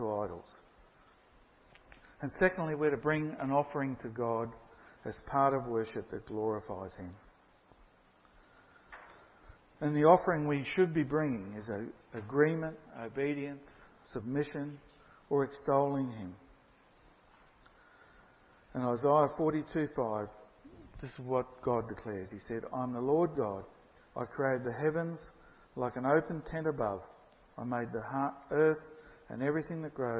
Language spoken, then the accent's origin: English; Brisbane, Queensland, Australia; I came from Brisbane initially